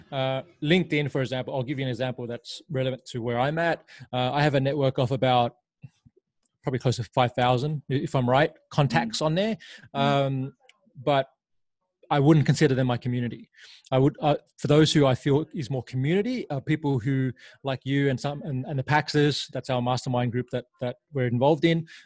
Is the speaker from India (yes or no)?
no; Laos; born there; I was born in Laos and um, spent some time there after my mother passed away